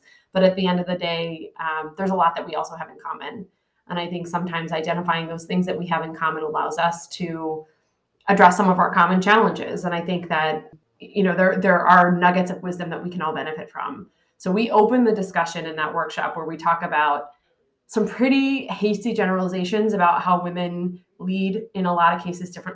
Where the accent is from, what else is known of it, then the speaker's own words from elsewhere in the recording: Philadelphia, Pennsylvania, United States; I'm from Philadelphia